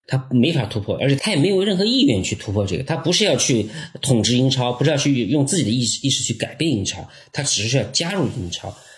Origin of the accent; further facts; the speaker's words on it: China; 如果以我们中国人这个训练的要求硬件水平来看